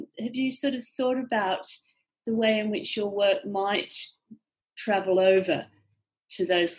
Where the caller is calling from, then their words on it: London, United Kingdom; Yes. Hi. I'm listening in from London.